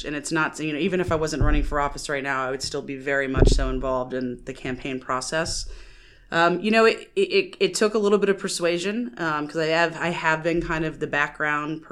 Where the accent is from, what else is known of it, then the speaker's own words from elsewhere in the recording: Silver Spring, Maryland, United States; born and raised in Maryland. I grew up in Silver Spring down in Montgomery County